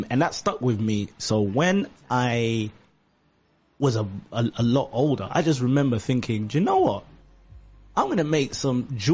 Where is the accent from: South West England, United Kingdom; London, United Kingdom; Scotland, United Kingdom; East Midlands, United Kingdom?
London, United Kingdom; also born or lived in Uganda / Edmonton; We grew up in East London, Walthamstow as well, and then moved to Edmonton